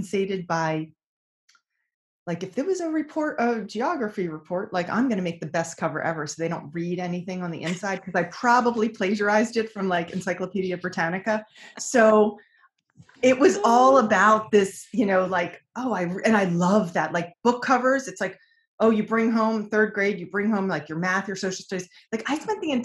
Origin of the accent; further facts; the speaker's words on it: King of Prussia, Pennsylvania, United States; moved away as an adult; also born or lived in San Francisco; I grew up in King of Prussia, Pennsylvania